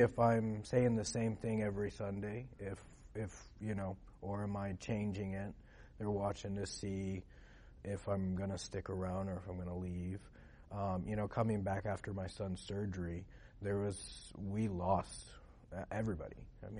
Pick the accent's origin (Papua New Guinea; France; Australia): Papua New Guinea; I grew up in Papua New Guinea.